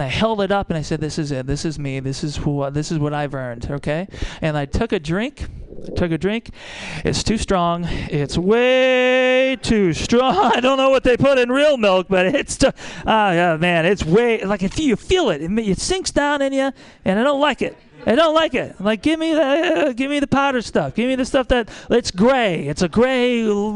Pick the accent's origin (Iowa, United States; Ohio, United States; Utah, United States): Iowa, United States; moved away as an adult; also born or lived in Milwaukee, Wisconsin; now in Kentucky, United States; I'm from Iowa. I grew up very poor